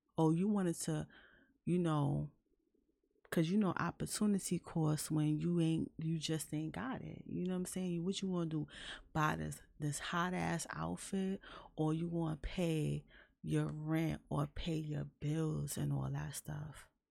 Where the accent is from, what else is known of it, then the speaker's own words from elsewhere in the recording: New York City, New York, United States; I'm from New York City